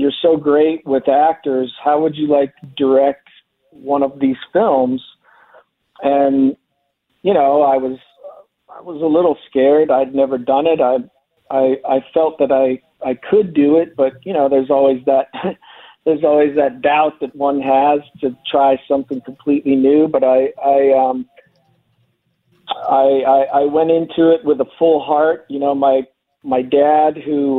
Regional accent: North Canton, Ohio, United States; now in Los Angeles, United States; I'm from North Canton, Ohio

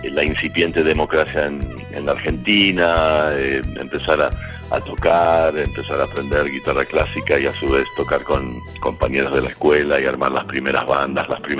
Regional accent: Alaska, United States; born there; bueno, en realidad yo nací en Alaska, eh, soy de Estados Unidos

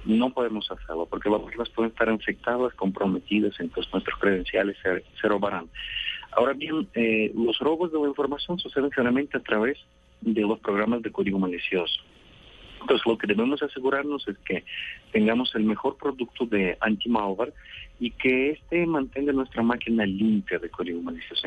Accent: Russia; moved away; yo creo que ya soy un ciudadano del mundo, pero nací en Rusia

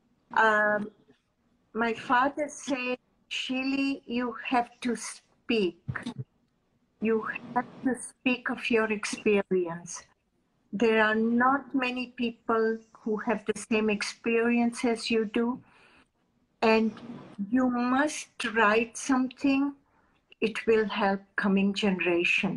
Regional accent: India; as an Indian mother

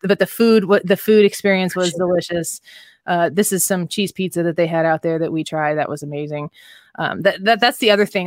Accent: Midwest, United States; now in St. Louis, United States; we're from the Midwest

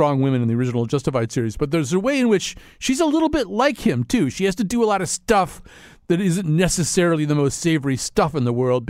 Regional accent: Detroit, Michigan, United States; because I'm from Detroit. I know the Detroit way because I'm a Detroit guy.

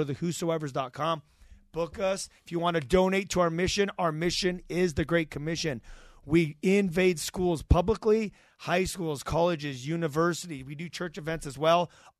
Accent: Idaho, United States; I grew up in Idaho, a little country town.

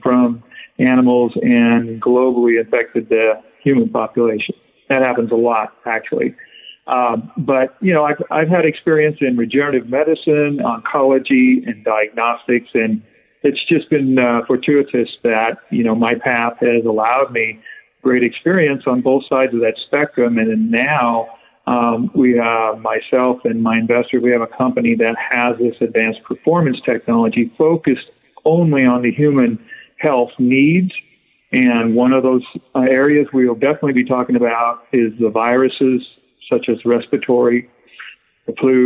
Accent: Wyoming, United States; I grew up in Wyoming, which was I was in a ranch and a feedlot

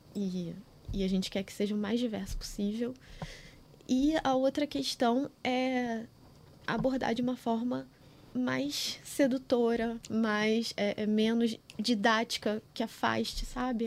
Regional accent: Rio de Janeiro, Brazil; eu nasci em Campo Grande

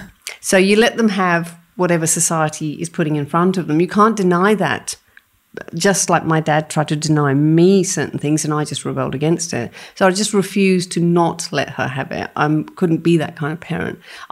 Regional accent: India; For me, being Indian, what really comes out strongly, and this is me channeling my dad, and I, you know, I'm not ashamed of it.

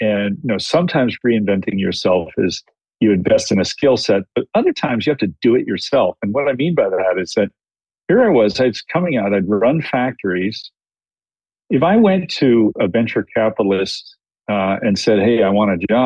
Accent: United States; moved away as an adult; also born or lived in China; being an American working there

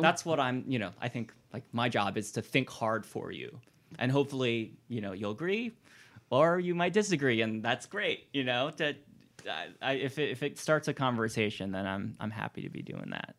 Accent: Hawaii, United States; moved away as an adult; also born or lived in New Haven / New York; now in Richmond, United States; I'm not from Richmond originally. Um, I grew up in Hawaii.

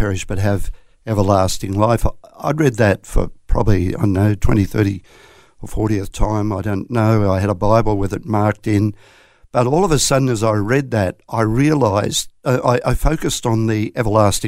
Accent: southeast Queensland, Australia; also born or lived in Coffs Harbour, New South Wales; I was born in Coffs Harbour, would you believe, but we saw the light and moved to Queensland very shortly after that. So I've been in Queensland, around southeast Queensland, for the majority of my life, all bar the first year

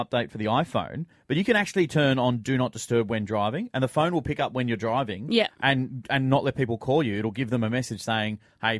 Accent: Sydney, New South Wales, Australia; born or raised there; also born or lived in London

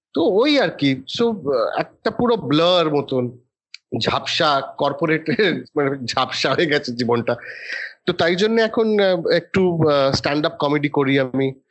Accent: Kolkata, West Bengal, India; moved away as an adult; also born or lived in Kalimpong, India / Delhi, India; now in Mumbai, India; I still consider my self to B ক্যালকাটান

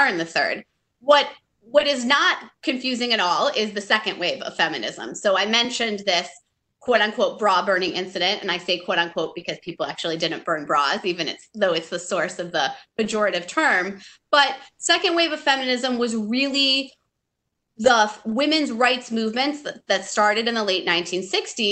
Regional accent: Michigan, United States; moved away as an adult; where I grew up in Michigan

